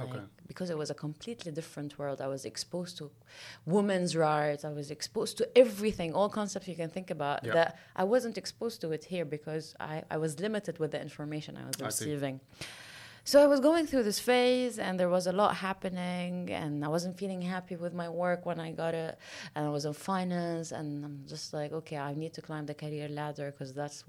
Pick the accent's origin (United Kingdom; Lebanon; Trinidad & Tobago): Lebanon; also born or lived in Kuwait; So I was born in Kuwait, and then I moved to Lebanon when my parents moved to Lebanon when mm-hmm. I was, I think, 2 or 3 years old.